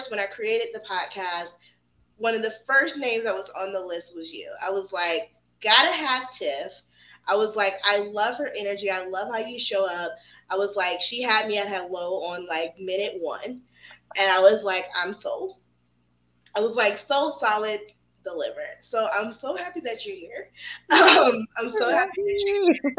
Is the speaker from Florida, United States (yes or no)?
no; Atlanta, Georgia, United States; I'm from Atlanta